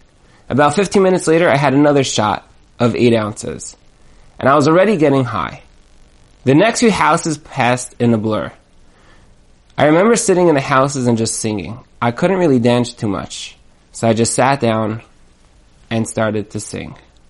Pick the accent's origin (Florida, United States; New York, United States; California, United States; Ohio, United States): New York, United States; Brooklyn; To me, these signs blended right into the background with the other signs hanging up around my hometown of Brooklyn, New York.